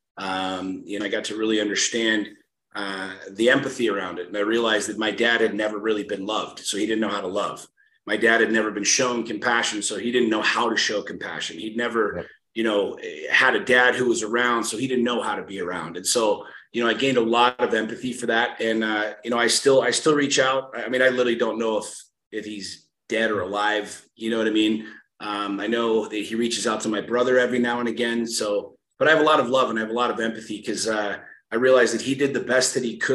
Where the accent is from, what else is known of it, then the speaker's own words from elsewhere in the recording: suburbs of Washington, D.C., Northern Virginia, United States; Washington, D.C., just in the burbs of Washington, D.C.